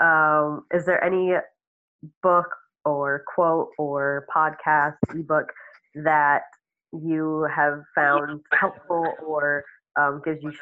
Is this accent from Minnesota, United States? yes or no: yes; Minnesota, United States; moved away as an adult; now in Georgia, United States; I grew up in Minnesota